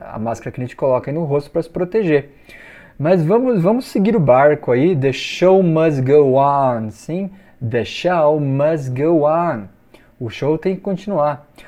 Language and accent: Portuguese; Brazil; eu sou brasileiro